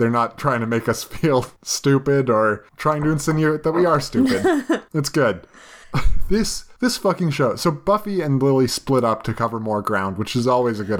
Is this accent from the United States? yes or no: no; Canada; as a Canadian.